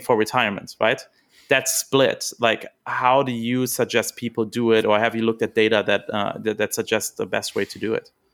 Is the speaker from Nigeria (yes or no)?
no; Germany; moved away; I'm from Germany originally